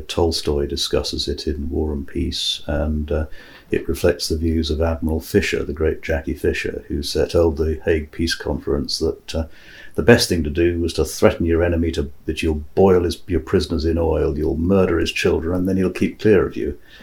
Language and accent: English; Singapore; moved away; growing up in Singapore